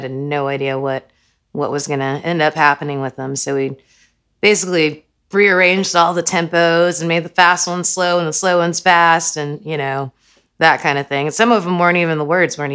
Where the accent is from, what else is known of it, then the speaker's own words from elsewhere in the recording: Houston, Texas, United States; moved away as an adult; now in Austin, United States; I was born in Houston, and I moved here